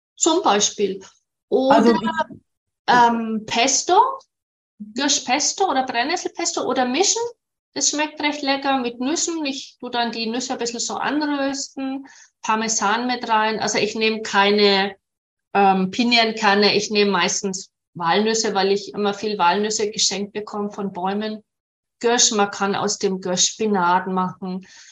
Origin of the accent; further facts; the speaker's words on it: Nuremberg, Bavaria, Germany; in dem Klinikum bei uns in Nürnberg